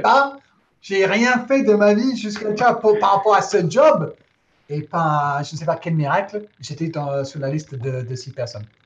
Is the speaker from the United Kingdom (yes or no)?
yes; England, United Kingdom; first language English; French is a second language; moved away as an adult; now in France; ma petite tête d'anglais